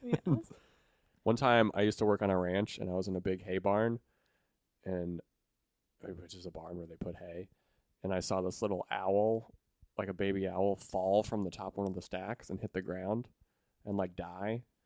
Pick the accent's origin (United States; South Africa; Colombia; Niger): United States; Montana; moved away; I'm from Montana originally